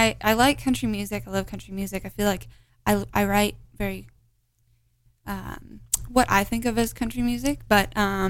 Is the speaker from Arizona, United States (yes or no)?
yes; Arizona, United States; moved away as an adult; also born or lived in Nashville; I grew up in Arizona, so I am not used to anything, you know, under like 40.